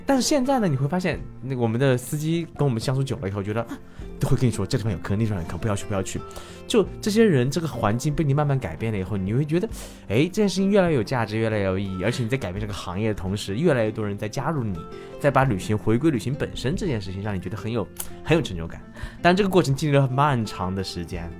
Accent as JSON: {"language": "Chinese", "region": "Chongqing", "country": "China", "said": "我是重庆人"}